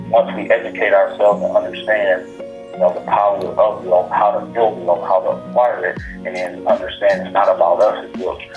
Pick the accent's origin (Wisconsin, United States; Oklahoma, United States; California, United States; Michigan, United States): Wisconsin, United States; Milwaukee; Milwaukee, my hometown